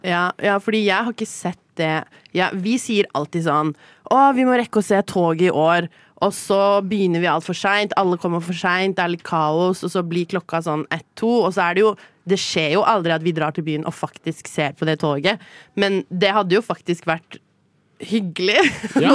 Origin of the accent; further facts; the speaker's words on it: Oslo, Norway; also born or lived in Paris / London; jeg har vokst opp i Oslo